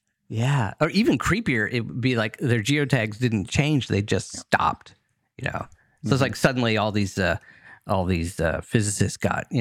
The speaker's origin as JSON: {"language": "English", "country": "United States", "tie": "born or raised there", "said": "I must say, in this universe, when I was growing up, I grew up just outside Washington, D.C."}